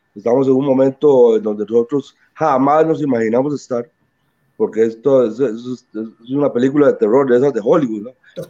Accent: Limón, Costa Rica; nos enorgullecemos, ¿verdad?, de haber nacido ahí y de ser limoneses eh, de, nacimiento. Este, todo lo que, todos mis conocimientos escolares y en la primaria, el colegio, todo, los viví en Limón

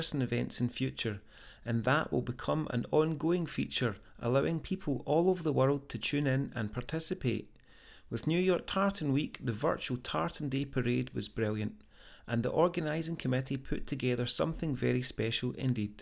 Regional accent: Scot, Scotland, United Kingdom; moved away as an adult; now in United States; this is my first year of living here in the United States, so a special occasion for me as a Scot living here

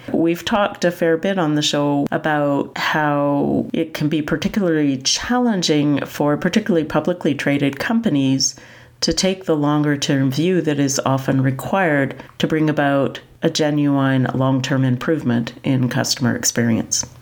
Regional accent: Canada; I'm from Canada

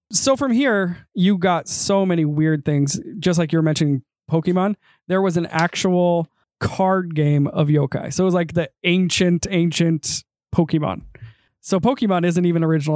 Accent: United States; accent: American; my blood may partially be Japanese, my tongue is very American

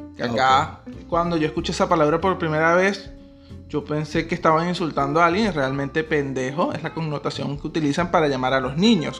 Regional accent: Maturín, Monagas, Venezuela; moved away as an adult; now in Buenos Aires, Argentina; somos personas que somos de Maturín e inmigramos acá.

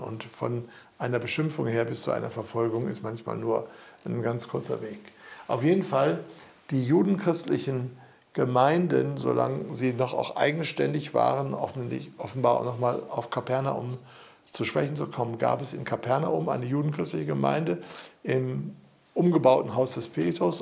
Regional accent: Germany; wir als Deutsche

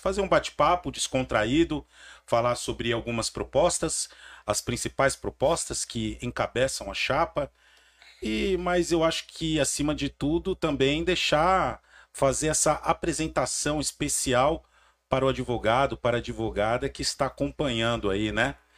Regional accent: Santo André, São Paulo, Brazil; sou nascido e criado ali na Vila Merotom, em Santo André

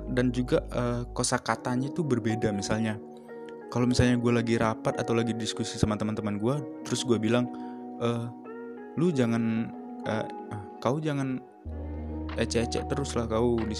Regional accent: Tangerang, Banten, Indonesia; also born or lived in Deli Tua / Medan; gue lahir di uh, di Deli Tua dan umur 3 bulan itu gue ke Tangerang

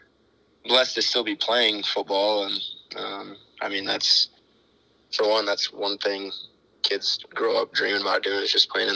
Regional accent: Sioux Center, Iowa, United States; moved away as an adult; now in Elkhorn, United States; I grew up in Sioux Center, lived there my whole life.

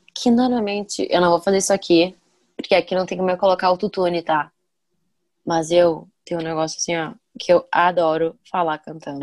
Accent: Ivaté, Paraná, Brazil; accent: interior; moved away; Não pra cá, mas pra Ivati. Por isso que eu tenho às vezes um sotaquezinho do interior

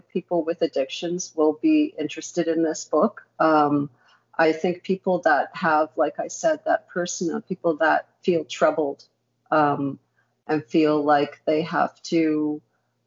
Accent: Canada; I'm Canadian born, but my parents were refugees

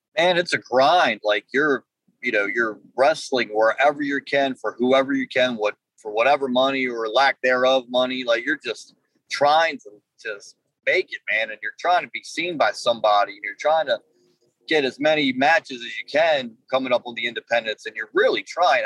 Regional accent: Baltimore, Maryland, United States; I grew up in uh, the city of Baltimore

